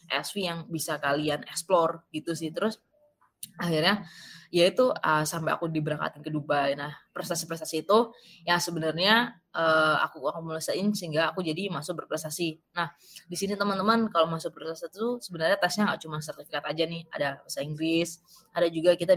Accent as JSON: {"language": "Indonesian", "town": "Jombang", "region": "East Java", "country": "Indonesia", "said": "dari kota-kota besar aku dari Jombang kalau kalian tahu ya itu kayak se kota kecil kabupaten kecil di, di Jawa Timur kayak gitu"}